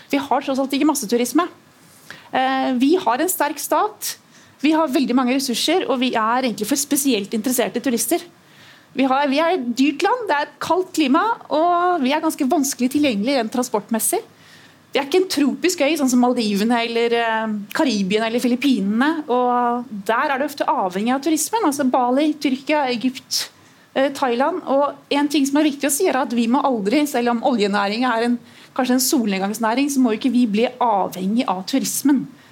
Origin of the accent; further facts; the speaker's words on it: Trondheim, Trøndelag, Norway; moved away; jeg er født her i Trondheim, jeg vokste opp her de første årene